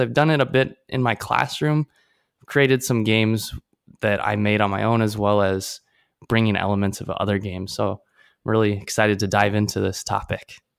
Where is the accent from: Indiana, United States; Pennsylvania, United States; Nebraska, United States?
Nebraska, United States; Omaha; now in Taipei, Taiwan; I'm from Omaha, Nebraska